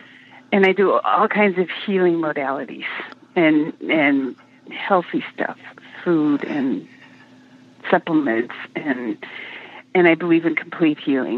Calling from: Olympic Peninsula, Washington, United States; I'm calling from the Olympic Peninsula in Washington State.

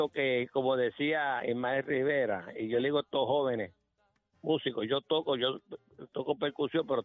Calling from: Guaynabo, Puerto Rico; Eh, de Guainabo.

